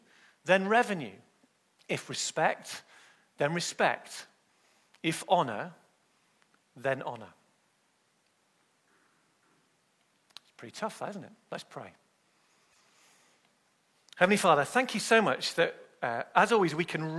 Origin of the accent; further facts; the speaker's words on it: Manchester, North West England, United Kingdom; I was born in Manchester in the UK